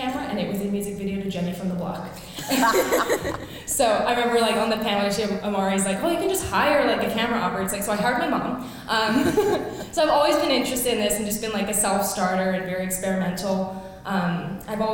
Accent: Vancouver, British Columbia, Canada; moved away as an adult; now in Washington, DC, United States; I am from Vancouver, BC, Canada. I now live in Washington, DC

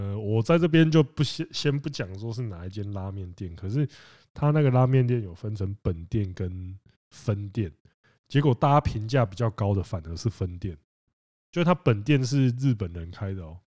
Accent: Penghu County, Taiwan; moved away; also born or lived in Kaohsiung / Taipei; 我，我是澎湖人

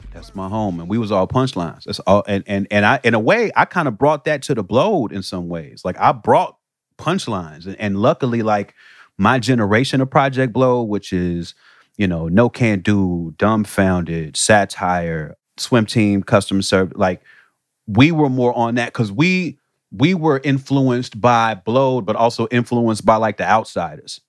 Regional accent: Chicago, Illinois, United States; moved away; I come from Chicago where that was looked at as a different thing

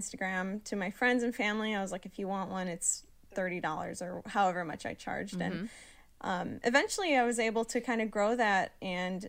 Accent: southeast Wisconsin, United States; moved away as an adult; now in Michigan, United States; I'm from, like, southeast Wisconsin

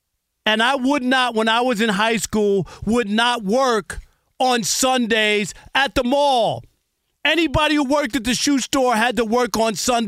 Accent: New York City, New York, United States; moved away; You know I grew up in New York, right? I grew up in Jamaica, Queens.

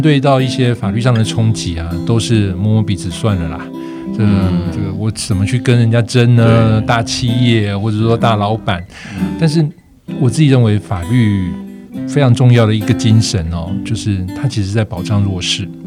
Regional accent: Taiwan; also born or lived in Germany; 我自己作为一个客家人

